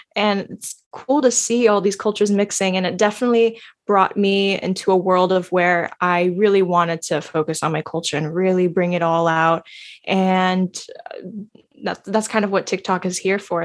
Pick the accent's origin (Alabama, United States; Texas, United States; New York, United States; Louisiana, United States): New York, United States; New York City; I was born and raised in American soil.